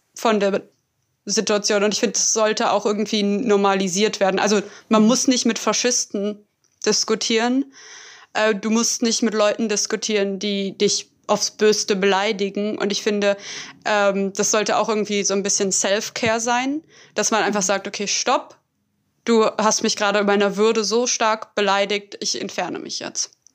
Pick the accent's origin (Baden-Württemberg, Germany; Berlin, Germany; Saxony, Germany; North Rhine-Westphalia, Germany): Berlin, Germany; ich komme aus Berlin, ich bin hier aufgewachsen